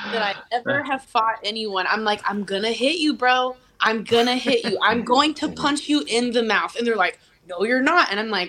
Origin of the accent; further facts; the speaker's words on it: Cajun, Louisiana, United States; I got that little bitchy Southern attitude. So I'm also Cajun.